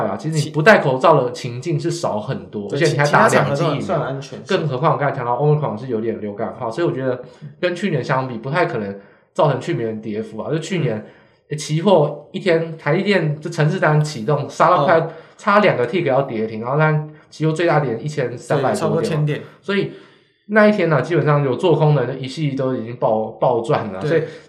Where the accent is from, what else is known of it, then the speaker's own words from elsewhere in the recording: Hsinchu, Taiwan; 他在那个新竹的市场，那时候新竹没有扩散呢，因为我是新竹人，我知道